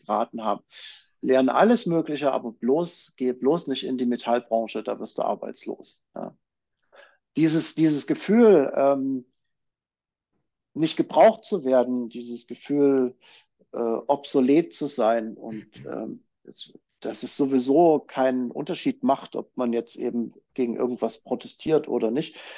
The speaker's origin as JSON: {"language": "German", "town": "Chemnitz", "region": "Saxony", "country": "Germany", "said": "da, wo ich herkomme, aus Chemnitz oder damals noch Karl-Marx-Stadt"}